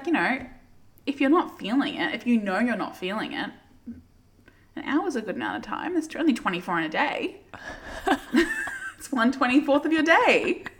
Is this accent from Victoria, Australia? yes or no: yes; Werribee, Victoria, Australia; born or raised there